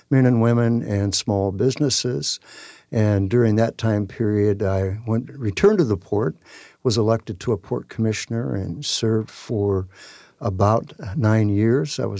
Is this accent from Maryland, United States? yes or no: no; Tacoma, Washington, United States; I'm born and raised in Tacoma, in South